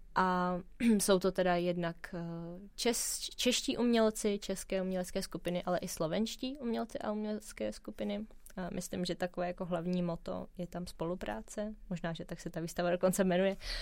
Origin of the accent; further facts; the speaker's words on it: Prague, Czechia; protože jsem se narodila v Praze, mám pocit, že tady všechno znám